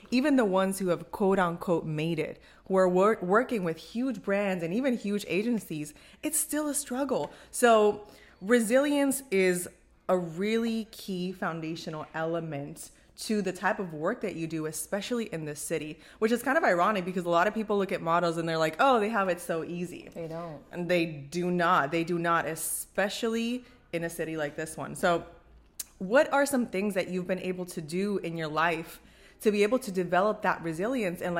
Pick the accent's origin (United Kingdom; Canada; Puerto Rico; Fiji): Puerto Rico; now in New York, United States; So by the way, we're both based in New York, but of course, as you can already tell, we're Latinas. Born and raised in Puerto Rico.